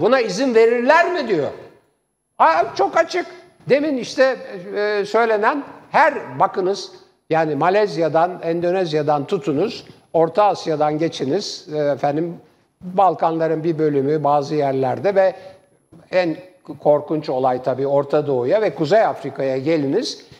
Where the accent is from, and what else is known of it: Istanbul, Turkey; born or raised there